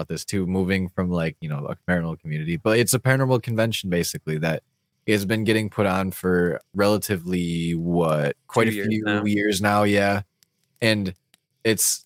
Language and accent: English; Muskegon, Michigan, United States; born or raised there